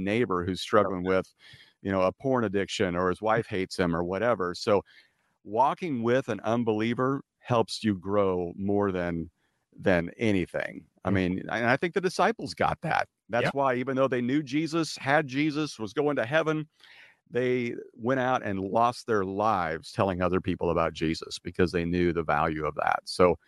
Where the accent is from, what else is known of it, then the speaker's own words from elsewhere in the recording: Midwest, United States; now in California, United States; because I'm from California now and we can get away with this. Because my wife and I are from the Midwest